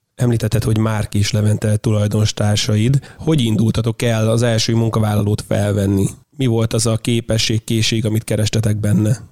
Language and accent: Hungarian; Tiszacsege, Hajdú-Bihar, Hungary; moved away; én vidékről jövök, tehát Tiszacsegéről